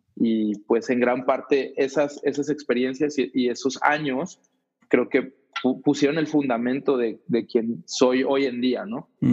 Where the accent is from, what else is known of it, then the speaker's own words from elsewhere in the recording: State of Mexico, Mexico; moved away; also born or lived in Ciudad Juárez; Yo crecí en la Ciudad de México en las afueras, en el Estado de México